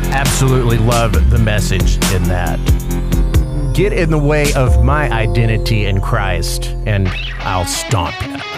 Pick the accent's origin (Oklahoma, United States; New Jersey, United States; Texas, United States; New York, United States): Texas, United States; West; I grew up in West Texas in the middle of the Chihuahuan Desert